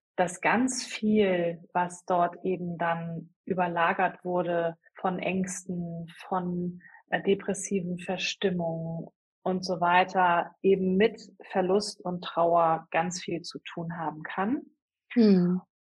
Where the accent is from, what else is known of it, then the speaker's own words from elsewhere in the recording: Hamburg, Germany; moved away as an adult; now in Ellerbek, Germany; ich komme ursprünglich aus Hamburg